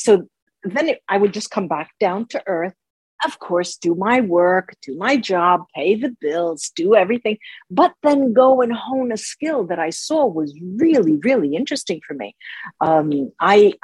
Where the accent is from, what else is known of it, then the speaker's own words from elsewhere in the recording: United States; moved away as an adult; also born or lived in Tuscany, Italy; now in Rome, Italy; both of my parents are Italian, but I grew up in the United States. So half of my life was in the United States